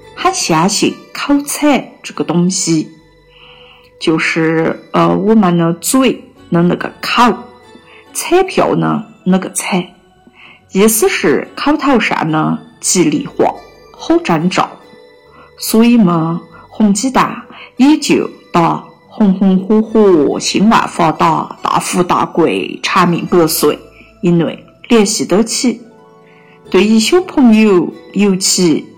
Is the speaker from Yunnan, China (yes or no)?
yes; Kunming, Yunnan, China; accent: Kunming dialect; 在我们方言上，“南国”意思是有些男士呢 gender 啊